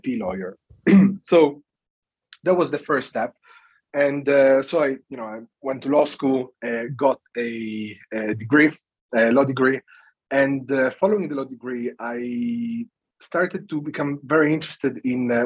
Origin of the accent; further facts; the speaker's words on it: Italy; English is a second language; moved away as an adult; also born or lived in United Kingdom; now in London, United Kingdom; I come from Italy